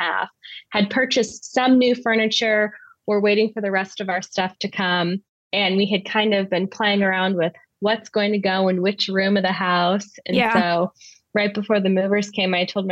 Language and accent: English; Southern California, United States; moved away as an adult; also born or lived in Southwestern Germany; now in Germany; I'm originally from Southern California, but I'm currently living in Southwestern Germany